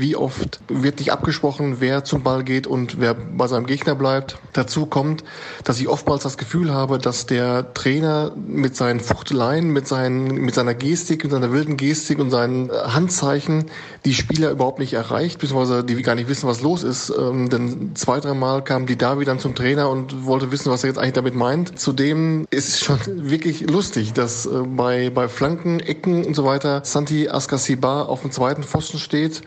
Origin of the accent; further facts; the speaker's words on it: North Rhine-Westphalia, Germany; Als äh, Westfale